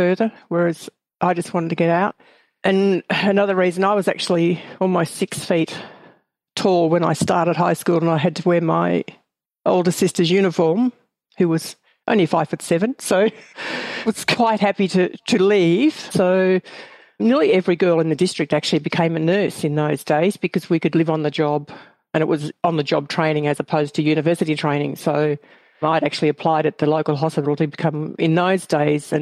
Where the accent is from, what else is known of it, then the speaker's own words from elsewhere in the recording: Ballarat, Victoria, Australia; I grew up on a small farm near a place called Ballarat, which is about an hour from where I live now